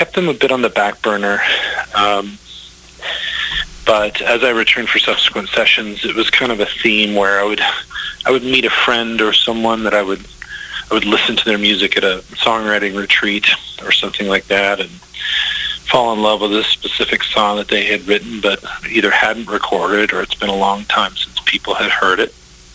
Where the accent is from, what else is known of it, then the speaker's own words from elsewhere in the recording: Texas Panhandle, United States; I was born and raised in Texas, in the Texas Panhandle